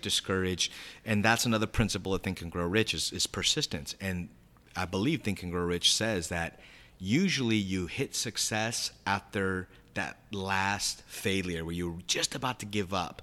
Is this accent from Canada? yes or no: no; San Diego, California, United States; I'm from San Diego, California.